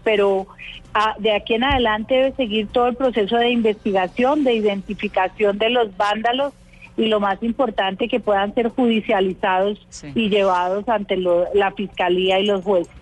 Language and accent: Spanish; Colombia; todos somos colombianos